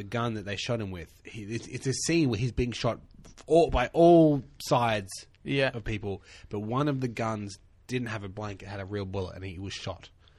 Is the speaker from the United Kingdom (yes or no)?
no; Melbourne, Victoria, Australia; I've never lived anywhere but Melbourne